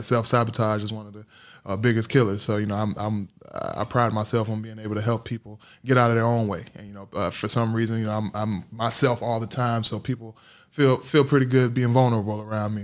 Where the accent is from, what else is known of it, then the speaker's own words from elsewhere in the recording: Gary, Indiana, United States; also born or lived in Durham, North Carolina; growing up in Gary, Indiana, and Durham, North Carolina.